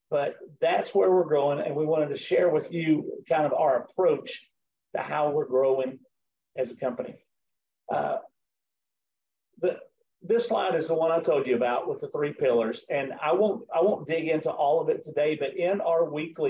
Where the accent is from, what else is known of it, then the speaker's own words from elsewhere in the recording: the South, Southern United States, United States; accent: Southern; my Southern accent